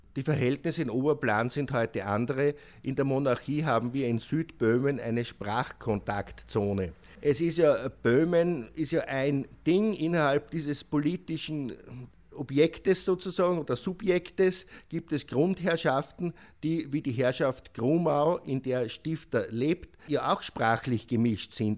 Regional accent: Austria; Bei uns in Österreich

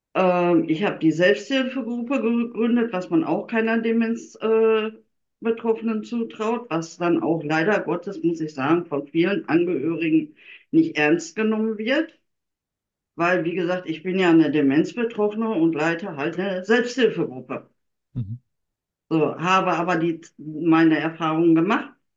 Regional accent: Germany; ich komme ja aus Deutschland

